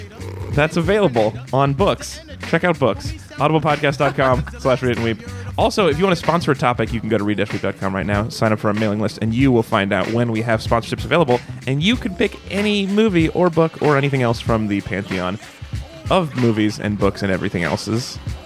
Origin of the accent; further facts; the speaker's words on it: Oakland, California, United States; She's from San Francisco, but we're from Oakland.